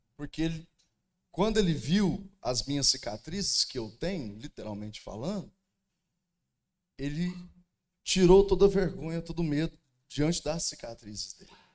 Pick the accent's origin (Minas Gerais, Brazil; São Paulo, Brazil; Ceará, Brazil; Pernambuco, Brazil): Minas Gerais, Brazil; Uberlândia; Sou lá de Uberlândia, pastorei a igreja lá no bairro do Almir